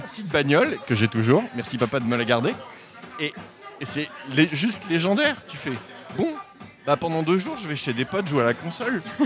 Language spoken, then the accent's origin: French; Normandy, France; je viens de Normandie